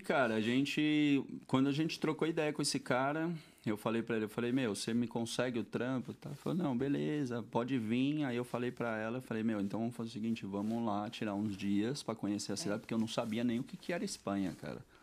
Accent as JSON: {"language": "Portuguese", "region": "São Paulo", "country": "Brazil", "tie": "born or raised there", "moved": "as an adult", "lives_now": "Madrid, Spain", "said": "vim da Vila Matilde, da Zona Leste de São Paulo, e eu fui criado nisso daí"}